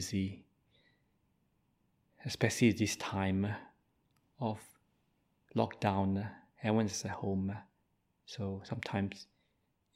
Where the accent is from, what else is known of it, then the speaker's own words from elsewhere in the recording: Malaysia; I'm Malaysian by birth